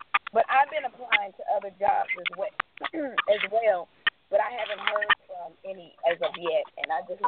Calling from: Georgia, United States; I'm calling from Georgia.

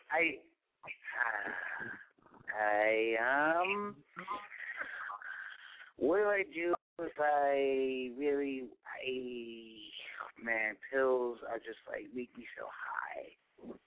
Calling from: Pennsylvania, United States; I'm calling in from Pennsylvania.

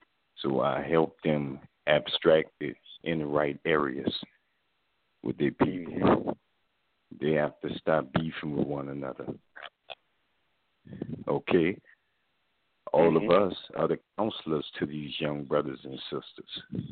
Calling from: New Orleans, Louisiana, United States; I'm calling from New Orleans.

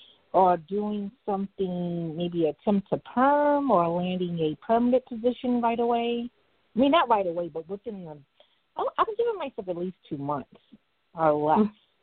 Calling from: New York City, New York, United States; I'm calling from Brooklyn today.

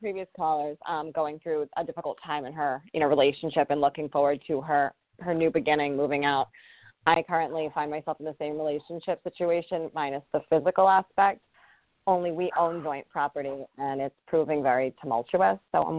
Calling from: Rhode Island, United States; I'm calling from Rhode Island.

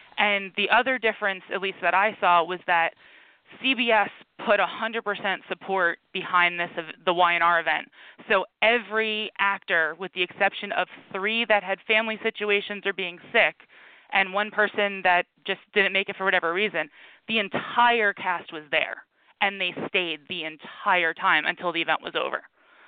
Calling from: Philadelphia, Pennsylvania, United States; I am calling from Philadelphia

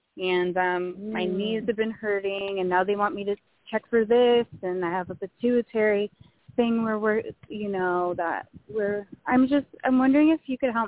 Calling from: Benicia, California, United States; I'm in Benicia, California. We're by the water.

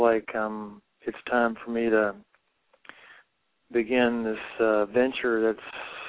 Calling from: Virginia, United States; moved away as an adult; I'm calling you from Ashland, Oregon. I've been here since June. I left Virginia in November of last year on my motorcycle

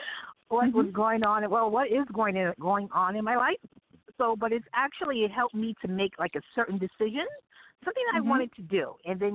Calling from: New York City, New York, United States; I'm calling from Brooklyn.

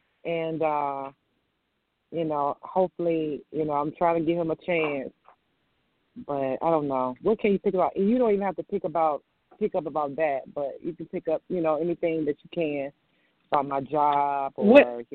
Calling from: Virginia, United States; I'm calling from Virginia.

